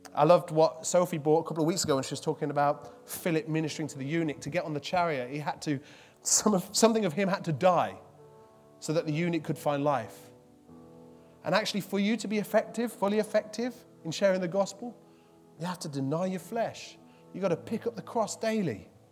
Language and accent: English; Midlands, United Kingdom; I'm from the Midlands